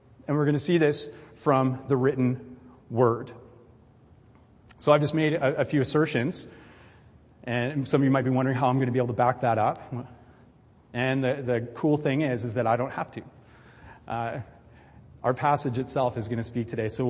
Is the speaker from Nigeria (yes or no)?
no; Vancouver Island, British Columbia, Canada; I'm a BC guy, right? I'm from Vancouver Island